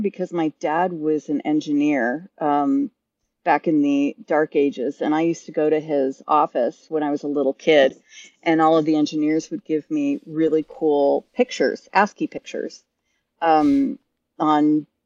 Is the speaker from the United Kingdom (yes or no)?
yes; England, United Kingdom; moved away; I was raised in England, and you can tell by the accent. And I was actually a big theater chick. I lived outside of London